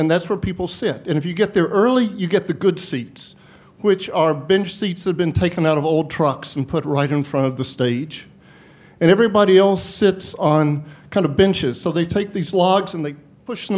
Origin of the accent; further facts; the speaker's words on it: Bristol, Tennessee, United States; now in Wisconsin, United States; live here in Wisconsin, and I grew up in Bristol, Tennessee, where my family lived and my brother and sister still do.